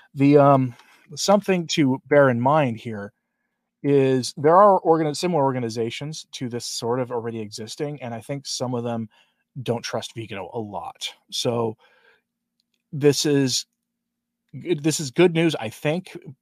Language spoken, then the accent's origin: English; Portland, United States; moved away; I'm from Portland originally